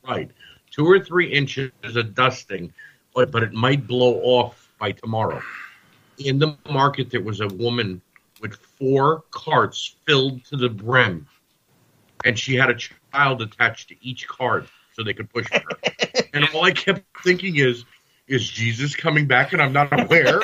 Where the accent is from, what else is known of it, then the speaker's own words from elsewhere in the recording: United States; I'm a United States citizen. I was born and raised in the United States.